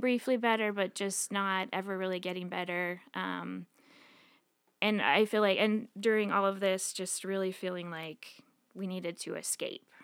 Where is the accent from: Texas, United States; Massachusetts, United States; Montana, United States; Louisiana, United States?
Montana, United States; Billings; moved away as an adult; I grew up in Billings originally.